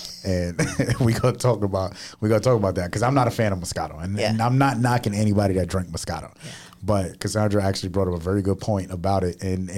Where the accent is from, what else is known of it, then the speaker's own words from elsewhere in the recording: New York City, New York, United States; I'm from Queens, right? So being from Queens